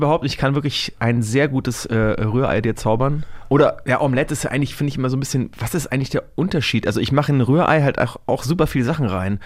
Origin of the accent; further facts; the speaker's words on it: Franconia, Bavaria, Germany; ich komme aus Franken